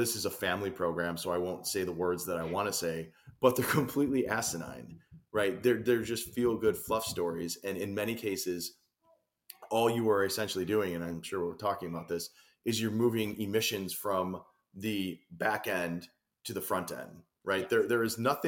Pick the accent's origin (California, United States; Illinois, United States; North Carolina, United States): Illinois, United States; moved away as an adult; now in Florida, United States; I'm a transplant to Florida, but I grew up and spent, you know, almost my entire adult life in Illinois